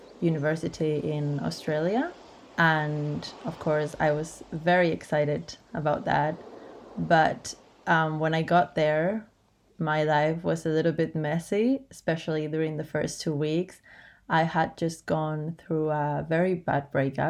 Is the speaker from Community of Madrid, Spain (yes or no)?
yes; Madrid, Community of Madrid, Spain; from Madrid, Spain